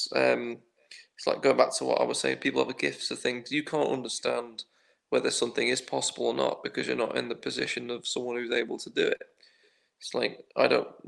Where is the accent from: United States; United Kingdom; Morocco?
United Kingdom; as the British